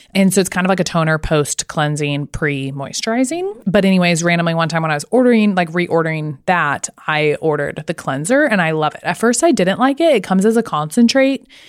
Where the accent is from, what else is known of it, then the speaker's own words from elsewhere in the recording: Arkansas, United States; I'm from Arkansas